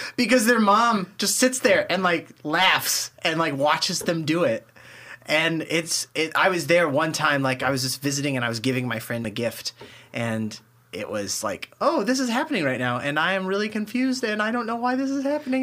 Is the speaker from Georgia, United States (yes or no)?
no; Kansas City, Missouri, United States; we're from Kansas City